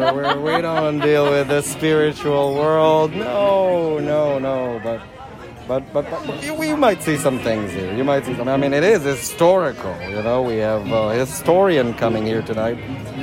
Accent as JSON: {"language": "English", "town": "Chicago", "region": "Illinois", "country": "United States", "said": "I'm from Chicago. We don't believe in those things."}